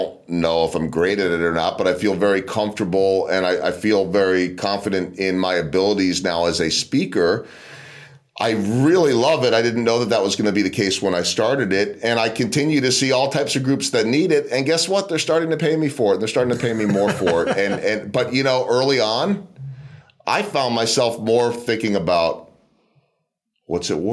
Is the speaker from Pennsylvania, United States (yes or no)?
yes; outside of Philadelphia, Pennsylvania, United States; born or raised there; moved away; also born or lived in Chicago